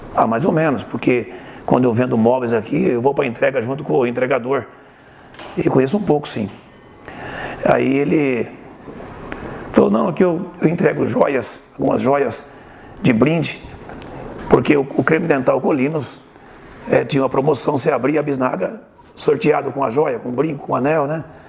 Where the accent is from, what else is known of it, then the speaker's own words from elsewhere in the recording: Osvaldo Cruz, São Paulo, Brazil; moved away as an adult; Que eu nasci em Oswaldo Cruz, né? Eu sou Oswaldo Cruzense. Eu nasci no bairro Guarani, né? Na zona rural